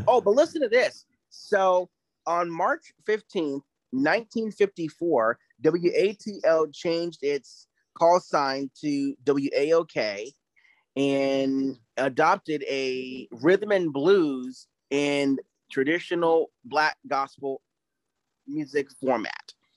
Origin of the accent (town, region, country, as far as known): Tampa Bay, Florida, United States; born or raised there; moved away; also born or lived in Atlanta, Georgia